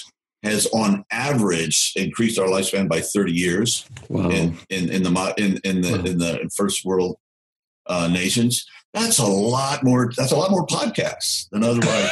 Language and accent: English; the South, United States; I'm from the South, all my ancestors fought in the Confederacy